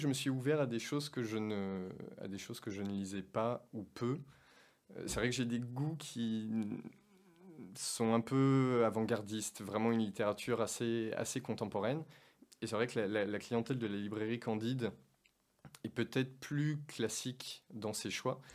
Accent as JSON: {"language": "French", "region": "Auvergne-Rhône-Alpes", "country": "France", "tie": "born or raised there", "said": "j'ai grandi en, j'ai grandi en Auvergne"}